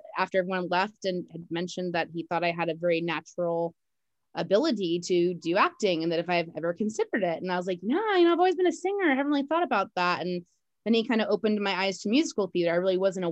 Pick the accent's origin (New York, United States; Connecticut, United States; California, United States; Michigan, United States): California, United States; Martinez; also born or lived in Walnut Creek, California; I was born in Walnut Creek, California, and then mostly raised in Martina. So I've been a Bay girl my whole life.